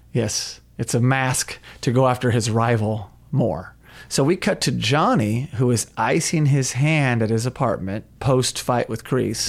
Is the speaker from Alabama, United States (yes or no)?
no; Tulsa, Oklahoma, United States; Growing up in Tulsa, Oklahoma